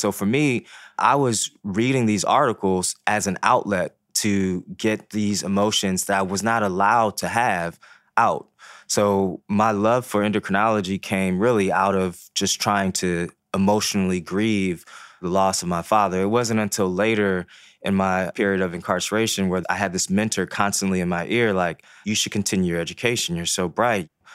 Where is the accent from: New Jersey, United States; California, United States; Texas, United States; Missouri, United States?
Missouri, United States; Ferguson; first language Haitian Creole; English is a second language; moved away; also born or lived in Baltimore, Maryland; growing up in Ferguson, Missouri